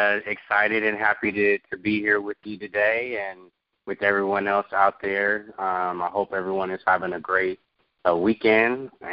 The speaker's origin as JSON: {"language": "English", "town": "Oakland", "region": "California", "country": "United States", "tie": "born or raised there", "also_born_or_lived": "Florida", "moved": "yes", "said": "So I grew up in Oakland, California. Shout out to the Bay Area. That's my home. That's where I come from. A lot of my influences really come from being, you know, from Northern California."}